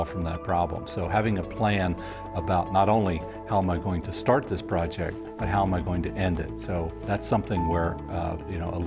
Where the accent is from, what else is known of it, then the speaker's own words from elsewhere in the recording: York County, Pennsylvania, United States; I was born in York County and grew up in a farm in southern York County